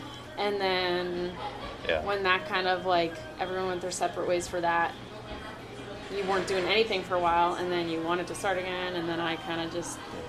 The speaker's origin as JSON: {"language": "English", "town": "Stonewall", "region": "Manitoba", "country": "Canada", "said": "I'm from Stonewall."}